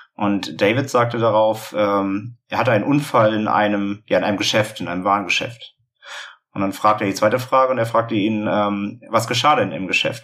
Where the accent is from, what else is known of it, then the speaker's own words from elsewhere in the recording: Hamburg, Germany; wir kommen aus Hamburg